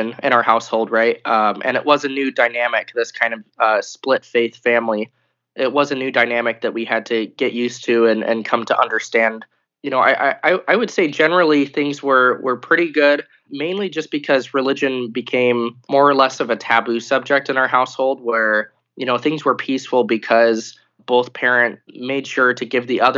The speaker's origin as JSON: {"language": "English", "region": "Utah", "country": "United States", "tie": "born or raised there", "said": "I was born in Utah"}